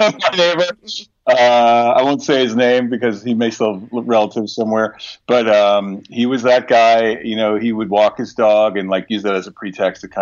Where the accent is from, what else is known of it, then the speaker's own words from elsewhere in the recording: New Jersey, United States; my growing up in New Jersey